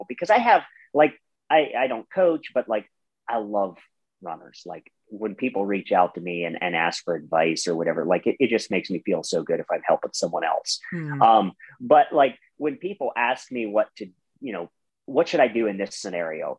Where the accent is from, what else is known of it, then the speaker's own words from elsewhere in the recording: Ohio, United States; I'm from Ohio, you know, and we have some major hills in Ohio